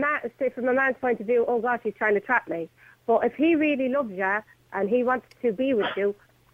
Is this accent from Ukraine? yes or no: no; Galway, Connacht, Ireland; I'm from Galway.